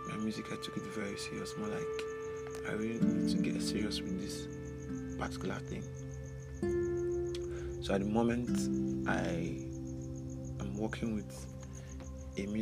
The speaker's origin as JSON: {"language": "English", "town": "Umuahia", "region": "Abia", "country": "Nigeria", "tie": "born or raised there", "also_born_or_lived": "Ohafia", "said": "So I grew up in Umuahia, Abia State. Yes, that is where I had my nursery, primary, secondary, university."}